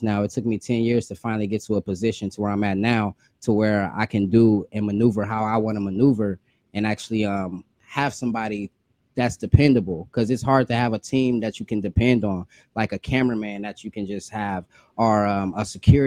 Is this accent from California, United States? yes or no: yes; Rancho Cucamonga, California, United States; I'm from Rancho Cucamonga, California, in the Empire Stand Up